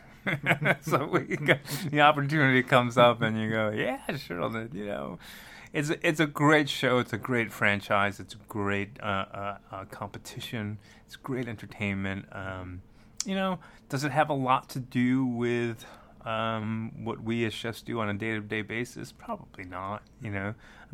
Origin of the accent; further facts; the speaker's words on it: New York City, New York, United States; moved away as an adult; now in Kentucky, United States; I grew up in Brooklyn